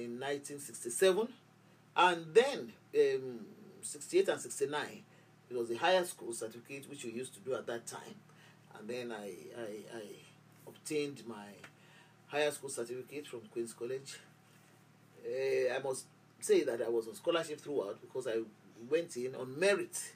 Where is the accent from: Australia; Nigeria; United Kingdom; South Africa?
Nigeria; Lagos; I was born in Yaba, Lagos. And that's where I grew up